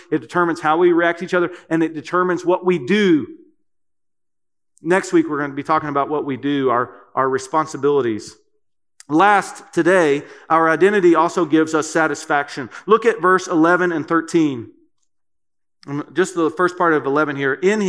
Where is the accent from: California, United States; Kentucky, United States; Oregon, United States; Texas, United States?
Kentucky, United States; I'm from Kentucky, and that's a great word for me too. Y'all.